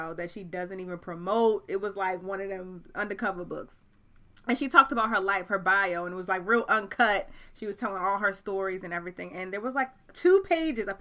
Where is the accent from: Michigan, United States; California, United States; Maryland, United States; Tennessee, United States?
Maryland, United States; Baltimore; I'm from Baltimore, Maryland, born mm-hmm. and raised